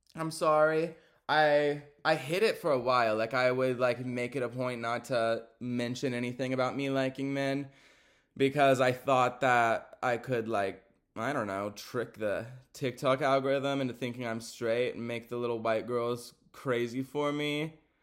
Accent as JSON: {"language": "English", "region": "Texas", "country": "United States", "said": "I'm a Texan, y'all. I'm not used to the cold like that."}